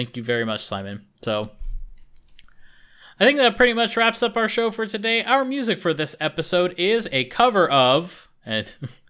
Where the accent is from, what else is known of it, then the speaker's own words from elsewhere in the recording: United States; we're stinky Americans.